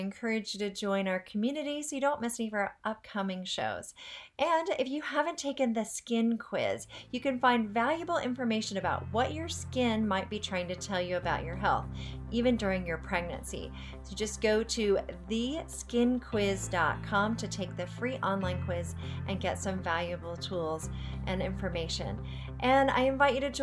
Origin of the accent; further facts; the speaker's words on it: Virginia, United States; the town where I was born in Virginia